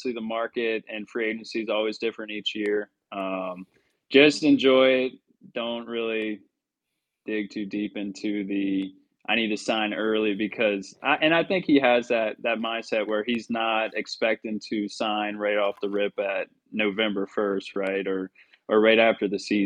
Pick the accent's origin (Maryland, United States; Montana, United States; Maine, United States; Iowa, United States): Maryland, United States; Baltimore; moved away; that's my hometown